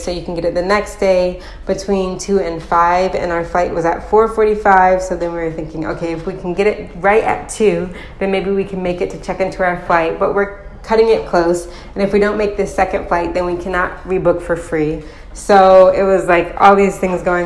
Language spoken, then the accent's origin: English; United States; now in Poland; I'm American and my husband is Polish, and both of our kids were born in Poland